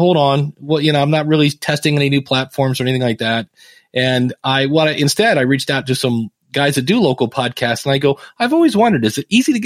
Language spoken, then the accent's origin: English; Akron, Ohio, United States; born or raised there